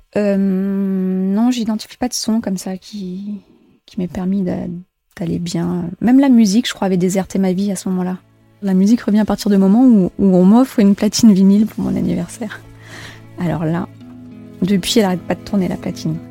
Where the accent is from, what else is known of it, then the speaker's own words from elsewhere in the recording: Djibouti; moved away; j'ai grandi euh, à la Corne de l'Afrique, à Djibouti